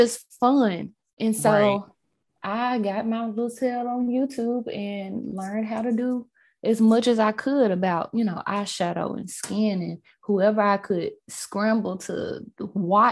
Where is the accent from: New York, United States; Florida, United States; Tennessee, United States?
Tennessee, United States; Memphis; my college was in my hometown. So I stayed here.